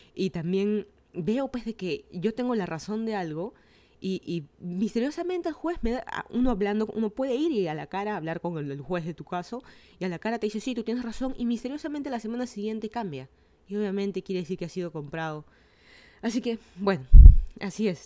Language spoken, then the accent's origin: Spanish; Lima, Peru; moved away as an adult; now in Miami, United States; Yo soy de Lima, Perú.